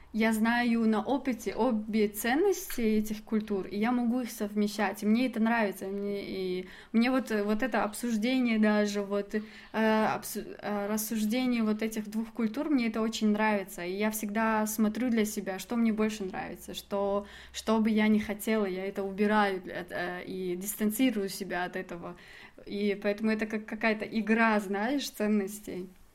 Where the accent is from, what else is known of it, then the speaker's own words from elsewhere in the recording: Dushanbe, Tajikistan; я из Душамбе